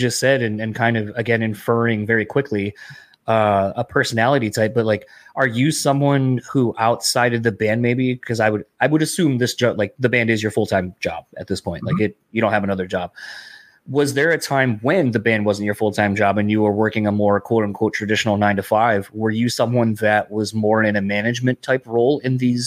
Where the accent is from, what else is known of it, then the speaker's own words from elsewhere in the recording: East Coast, United States; now in Midwest, United States; I grew up in the East Coast initially.